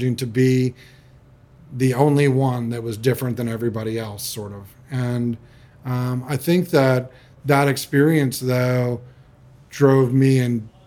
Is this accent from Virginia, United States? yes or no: yes; Charlottesville, Virginia, United States; moved away as an adult; now in Gold Coast, Australia; I grew up in Virginia in the 70s. And it's Charlottesville, Virginia